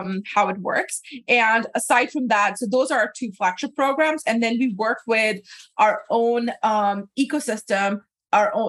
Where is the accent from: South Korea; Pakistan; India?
Pakistan; moved away; growing up in Pakistan